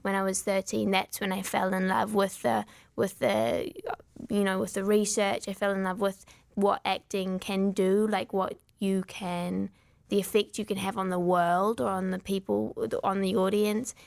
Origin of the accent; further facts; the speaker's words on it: Wellington, New Zealand; accent: New Zealand; We are from Wellington, which is the capital city